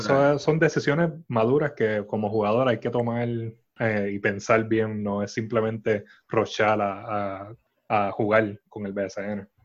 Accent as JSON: {"language": "Spanish", "town": "San Juan", "country": "Puerto Rico", "said": "somos de San Juan"}